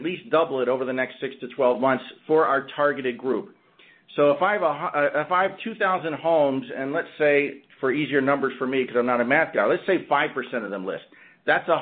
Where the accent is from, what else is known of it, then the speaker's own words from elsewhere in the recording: Orlando, Florida, United States; my hometown of Orlando, Florida